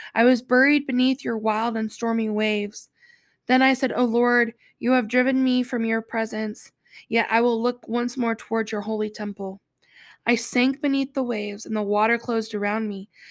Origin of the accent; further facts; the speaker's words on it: North Carolina, United States; accent: Southern; I am from North Carolina, so I have sometimes a Southern accent